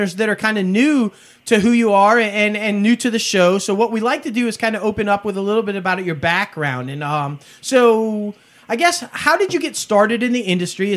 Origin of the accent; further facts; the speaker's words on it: New York, United States; also born or lived in the South (US); now in the South, United States; I'm from New York